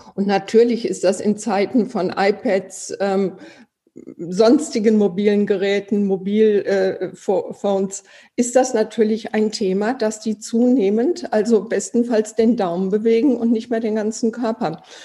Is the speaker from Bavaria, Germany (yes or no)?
no; Iserlohn, North Rhine-Westphalia, Germany; Ich komme aus Iserlohn. Hier spielen die Iserlohn Roosters.